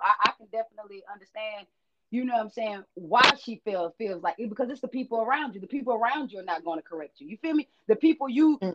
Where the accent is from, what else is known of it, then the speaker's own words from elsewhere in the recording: Shreveport, Louisiana, United States; I was raised in Shreveport, Louisiana